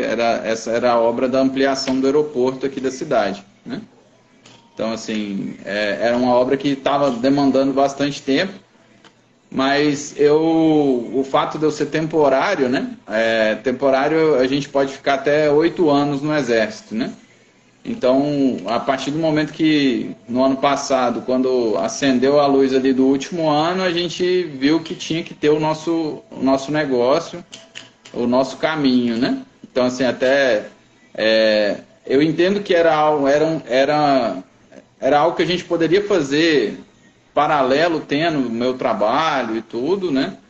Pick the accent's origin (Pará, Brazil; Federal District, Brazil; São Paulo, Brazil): Federal District, Brazil; Brasília; moved away as an adult; now in Dourados, Brazil; eu sou natural de Brasília